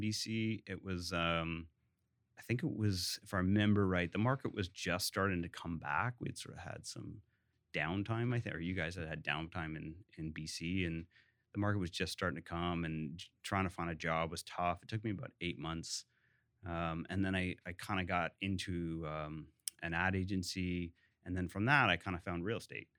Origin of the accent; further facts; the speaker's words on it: Hamilton, Ontario, Canada; moved away; I actually grew up in Ancaster, which is a suburb of Hamilton